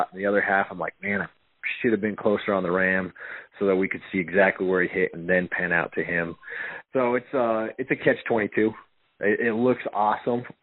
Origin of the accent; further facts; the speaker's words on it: Powell, Wyoming, United States; I grew up in Powell.